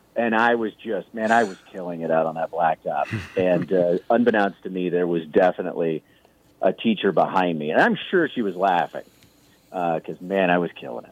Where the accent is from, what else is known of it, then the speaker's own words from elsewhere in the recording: Kansas City, Missouri, United States; I grew up in Kansas City, which is where I started doing stand up